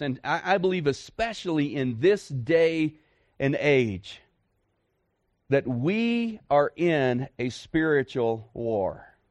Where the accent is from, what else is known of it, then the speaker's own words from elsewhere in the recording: Dallas, Texas, United States; moved away as an adult; I'm a city boy. I grew up in Dallas-Fort Worth